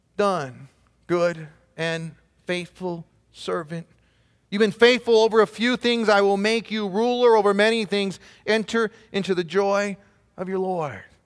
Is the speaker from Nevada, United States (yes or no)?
no; Southern California, United States; moved away as an adult; now in Belen, United States; raised in Southern California.